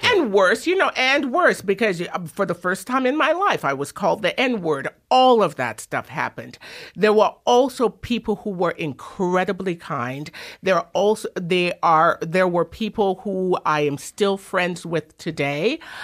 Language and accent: English; Kingston, Jamaica; also born or lived in England / Drumheller, Alberta; now in Toronto, Canada; I was born in England, raised in Jamaica. Jamaica kinda formed me.